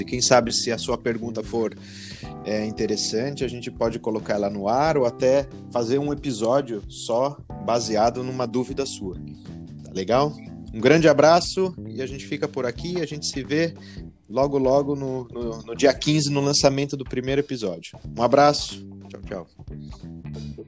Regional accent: Jundiaí, São Paulo, Brazil; moved away as an adult; now in Denmark; sou natural de Jundiaí

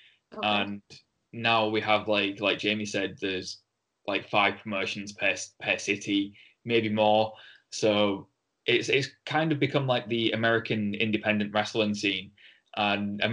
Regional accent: Hull, Yorkshire and the Humber, United Kingdom; accent: broad Hull; me with my broad Hull accent

